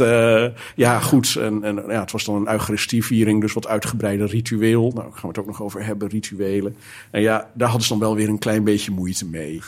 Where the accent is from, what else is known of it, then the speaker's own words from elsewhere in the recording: Zeelandic Flanders, Netherlands; also born or lived in Heemstede; now in Alkmaar, Netherlands; Ik kom oorspronkelijk van de, de andere kant van het land. Ik kom uit Zeeuws-Vlaanderen.